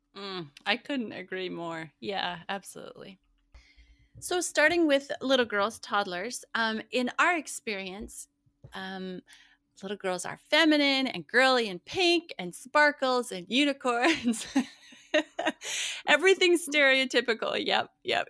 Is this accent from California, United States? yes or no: no; Montana, United States; now in Midwest, United States; where I grew up in Montana